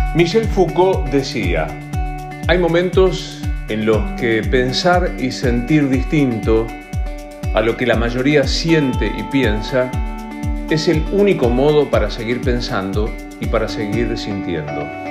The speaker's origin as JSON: {"language": "Spanish", "town": "Rosario", "region": "Santa Fe", "country": "Argentina", "moved": "as an adult", "lives_now": "Buenos Aires, Argentina", "said": "Soy rosarino"}